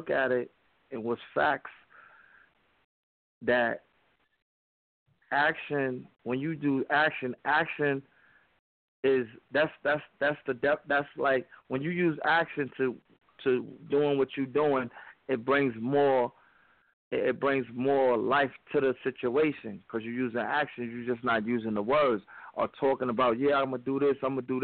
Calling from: New York City, New York, United States; I'm calling from Harlem.

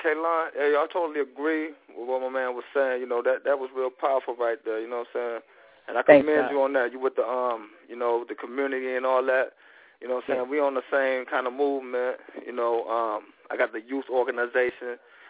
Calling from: Dayton, Ohio, United States; Yeah, I'm calling from I'm south Ohio. You know, I'm right here in Dayton right now.

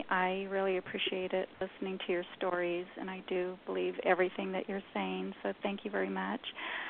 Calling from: New Mexico, United States; I'm in New Mexico.

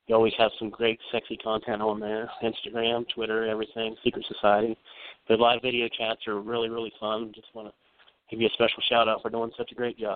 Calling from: Parkersburg, West Virginia, United States; Uh, this is … from Parkersburg, West Virginia.

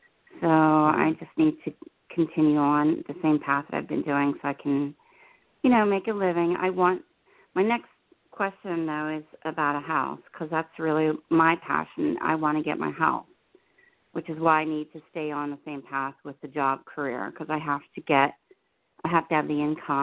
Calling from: New Jersey, United States; I'm in New Jersey.

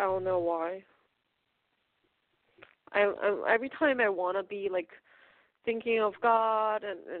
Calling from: Pennsylvania, United States; Hi, this is … calling from Pennsylvania.

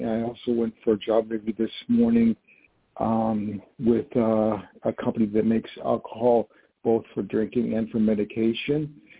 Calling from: New York, United States; calling from New York.

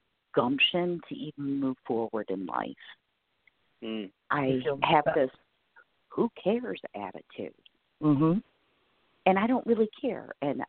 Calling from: Michigan, United States

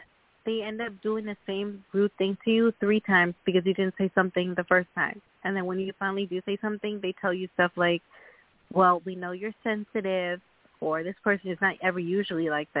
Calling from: Long Island, New York, United States; This is …, and I'm calling from Long Island, New York.

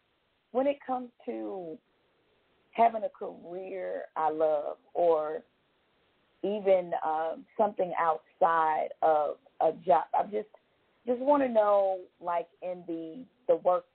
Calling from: Georgia, United States; I'm calling from Georgia.

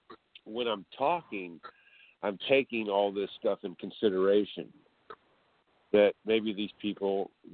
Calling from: California, United States

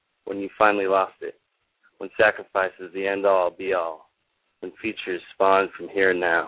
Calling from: Orange County, Southern California, United States; I'm calling from Southern California.

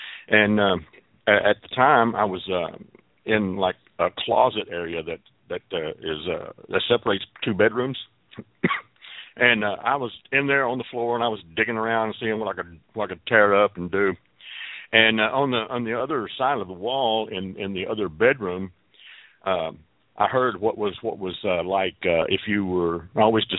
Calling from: Fort Worth, Texas, United States; I'm calling from Fort Worth, Texas.

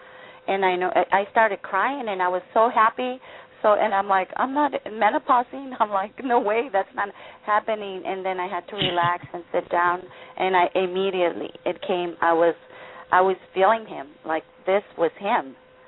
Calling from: Tijuana, Baja California, Mexico; I'm calling from Tijuana.

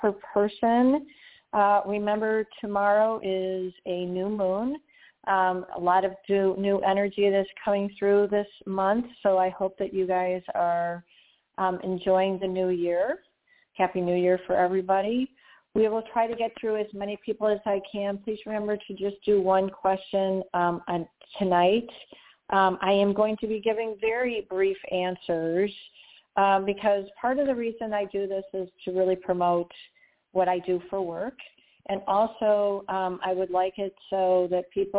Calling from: Tampa, Florida, United States; I am calling tonight from Tampa, Florida

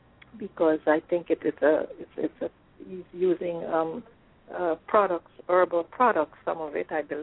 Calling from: Florida, United States; Yes. I am calling from Florida.

